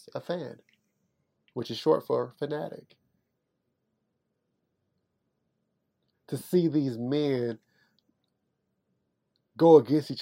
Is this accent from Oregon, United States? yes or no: no; Kansas City, Missouri, United States; I'm from Kansas City, Missouri.